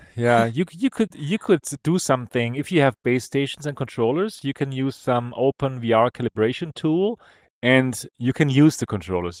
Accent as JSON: {"language": "English", "country": "Germany", "accent": "German", "second_language": "English", "said": "German accent"}